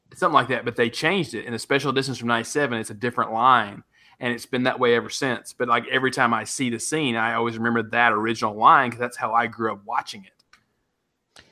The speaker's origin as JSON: {"language": "English", "region": "West Tennessee", "country": "United States", "tie": "born or raised there", "also_born_or_lived": "Knoxville, Tennessee", "said": "I grew up in West Tennessee"}